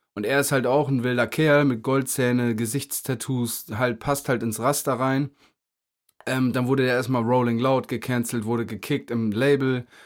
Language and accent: German; Meppen, Lower Saxony, Germany; moved away; im Jam Center in Meppen eine Show. Ähm, erstes Mal in meiner Heimatstadt